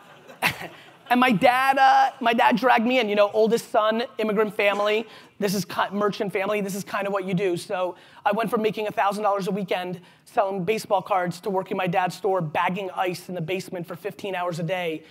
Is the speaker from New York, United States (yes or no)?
yes; New York, United States; also born or lived in Belarus; I came here when I was 3. I lived in a studio apartment in Queens, New York